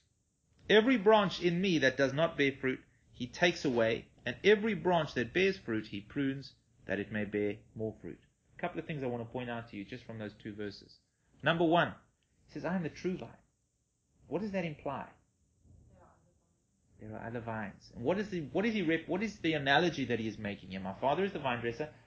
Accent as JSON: {"language": "English", "region": "Western Cape", "country": "South Africa", "said": "we're all from the Cape"}